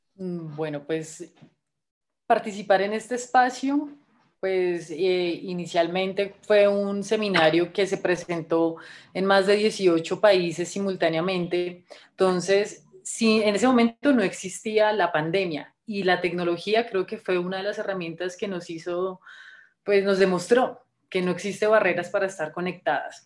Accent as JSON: {"language": "Spanish", "country": "Colombia", "said": "soy guía scout de Colombia."}